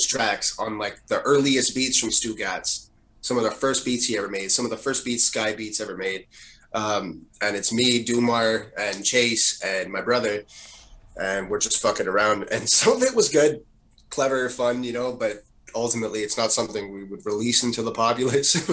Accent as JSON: {"language": "English", "town": "Montreal", "region": "Quebec", "country": "Canada", "tie": "born or raised there", "said": "So we all grew up together, we're all from LaSalle"}